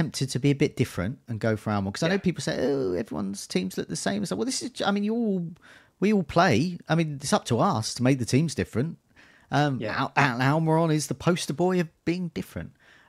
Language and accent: English; Brighton, South East England, United Kingdom; I'm from Brighton, and as people might know, I have difficulty with some consonants sometimes, and we like our vowels and not so keen on consonants.